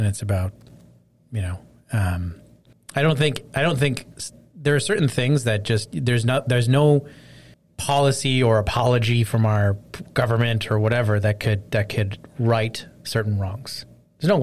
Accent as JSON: {"language": "English", "country": "Canada", "said": "as a Canadian"}